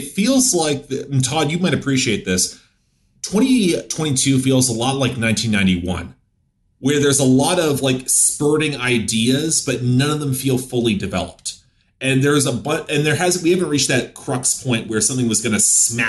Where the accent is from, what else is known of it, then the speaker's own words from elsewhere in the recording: Canada; I'm Canadian.